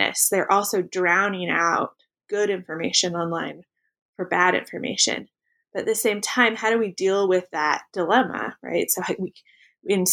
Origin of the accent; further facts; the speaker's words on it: Pacific Northwest, United States; I grew up in the Pacific Northwest